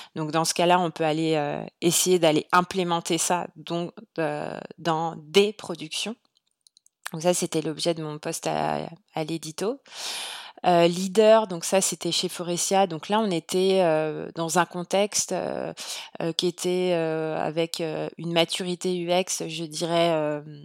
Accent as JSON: {"language": "French", "country": "France", "moved": "as an adult", "lives_now": "Montreal, Canada", "said": "aujourd'hui, je suis une Française à Montréal"}